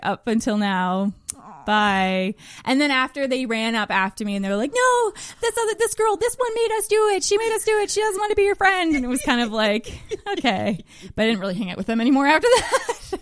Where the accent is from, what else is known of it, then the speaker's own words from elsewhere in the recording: Magnetawan, Ontario, Canada; moved away; I'm from Magnetowan, Ontario.